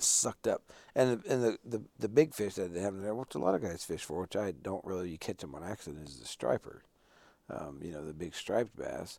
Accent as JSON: {"language": "English", "region": "North Dakota", "country": "United States", "tie": "born or raised there", "said": "growing up in North Dakota"}